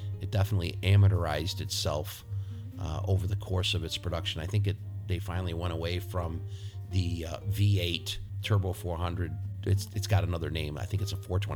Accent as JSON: {"language": "English", "town": "Rochester", "region": "New York", "country": "United States", "tie": "born or raised there", "said": "my hometown of Rochester, New York"}